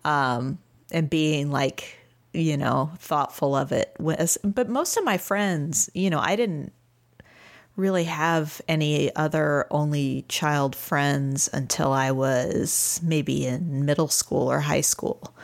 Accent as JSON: {"language": "English", "town": "St. Louis", "region": "Missouri", "country": "United States", "moved": "yes", "lives_now": "Austin, United States", "said": "I am from Saint Louis, Missouri originally, and I am now in Austin, Texas"}